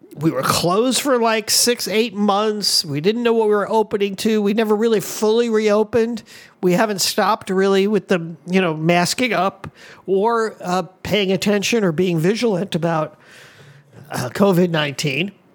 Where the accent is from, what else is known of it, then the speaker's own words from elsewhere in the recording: Miami, Florida, United States; moved away as an adult; now in Hawaii, United States; I'm from Miami.